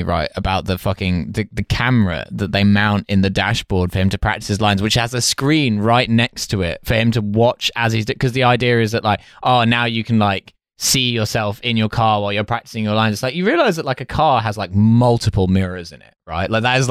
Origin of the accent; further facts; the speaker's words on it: South East England, United Kingdom; Yo, I was set up not to like this guy because we're from East Sussex and he's from West Sussex.